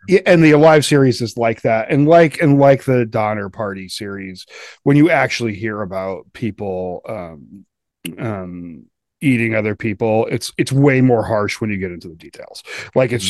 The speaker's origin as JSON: {"language": "English", "region": "Colorado", "country": "United States", "said": "I'm from Colorado"}